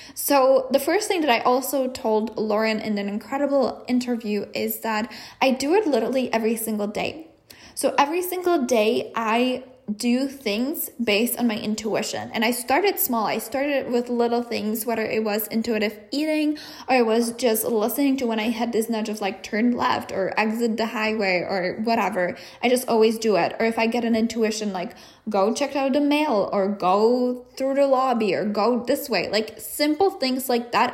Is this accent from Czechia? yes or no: yes; Czechia; moved away as an adult; I am from the Czech Republic. So I knew that eventually I was going to go back